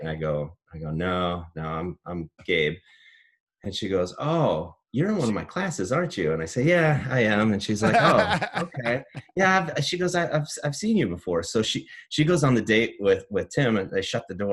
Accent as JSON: {"language": "English", "town": "Cedar Rapids", "region": "Iowa", "country": "United States", "tie": "born or raised there", "said": "I'm an Iowan through and through. So I grew up in Eastern Iowa"}